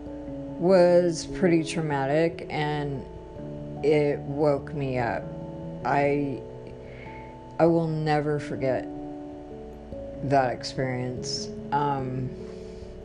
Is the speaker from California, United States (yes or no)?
yes; Los Angeles, California, United States; I was born in Los Angeles, California in the late 60s at Good Samaritan Hospital downtown